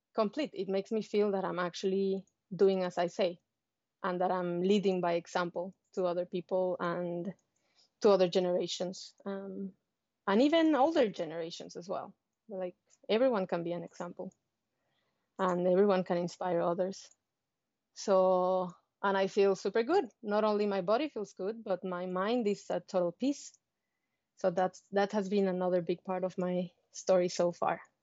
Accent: Mexico; moved away as an adult; now in New Zealand; I am from Mexico

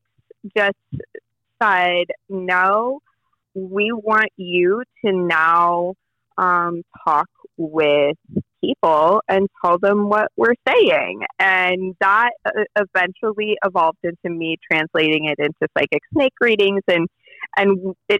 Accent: Johannesburg, Gauteng, South Africa; also born or lived in Denver, United States; now in United States; I was born in Denver, but raised in public schools in Johannesburg

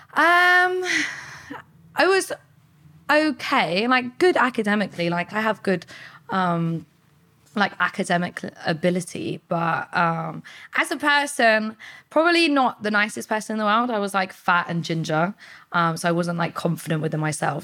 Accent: Portsmouth, South East England, United Kingdom; I was born in Portsmouth, like, grew up around the area

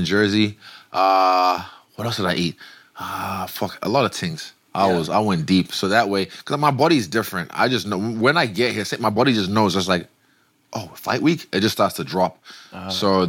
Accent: Nigeria; moved away; growing up in Nigeria.

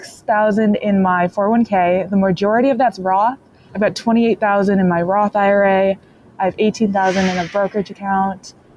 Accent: Michigan, United States; I'm 23. I'm from Michigan

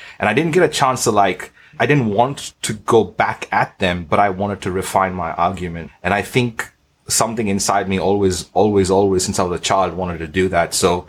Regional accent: Australia; also born or lived in Bahrain; my dad's Indian, my mom's Portuguese. I was born in Bahrain. I'm Australian.

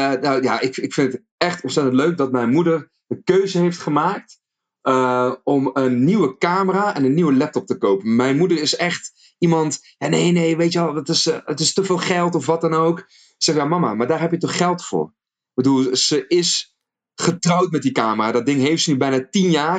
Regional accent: North Brabant, Netherlands; accent: Brabants; zelf gewoon geboren en getogen. Gewoon in Brabantse land. Dus ik kan gewoon ik gaan praten in Brabants als wil

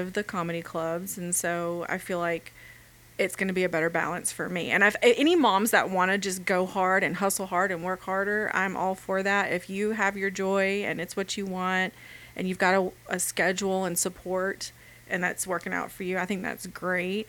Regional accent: Alabama, United States; moved away; I'm from Alabama

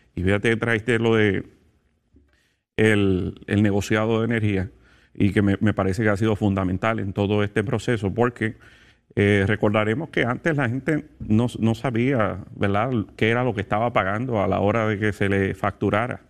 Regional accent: Puerto Rico; soy de Puerto Rico

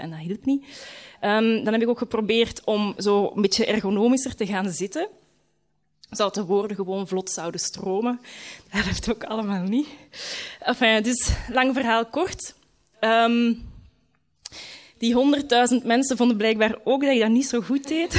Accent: Leuven, Flanders, Belgium; moved away as an adult; also born or lived in London; Ik kom van Leuven

